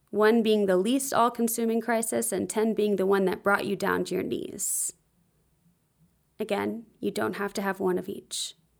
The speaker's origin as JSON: {"language": "English", "region": "the South", "country": "United States", "tie": "born or raised there", "also_born_or_lived": "Nashville, Tennessee", "said": "I grew up in the South and Christian culture"}